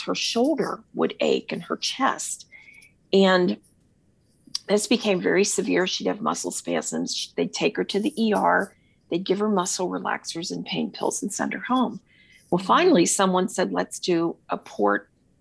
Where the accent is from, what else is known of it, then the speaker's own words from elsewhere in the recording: Cincinnati, Ohio, United States; I'm from Cincinnati, Ohio